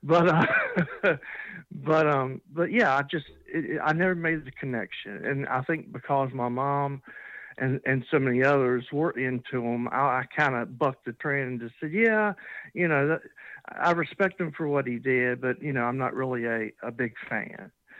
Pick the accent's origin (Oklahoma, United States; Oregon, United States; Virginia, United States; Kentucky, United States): Virginia, United States; Iron Gate; also born or lived in Roanoke, Virginia / North Carolina; I'm born and raised in Virginia. I was born in a little teeny town called Iron Gate, and I currently live in Roanoke, Virginia.